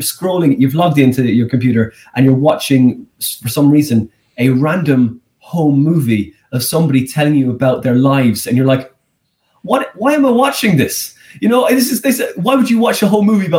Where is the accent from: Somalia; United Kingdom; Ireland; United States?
Ireland; Skibbereen, Munster; moved away; I'm from that small place.